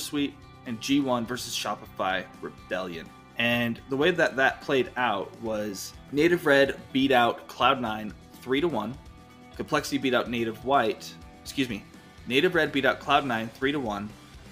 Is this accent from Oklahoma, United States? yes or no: no; Utah, United States; Utah, my home state